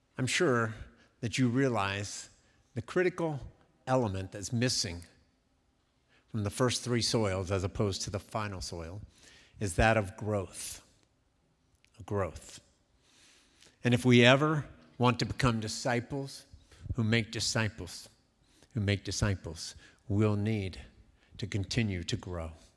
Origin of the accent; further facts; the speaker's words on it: Columbus, Ohio, United States; also born or lived in Cincinnati, Ohio; I was born in Columbus, Ohio, many years ago. I remember in my younger years spending many afternoons, especially in the fall, in a thing called the horseshoe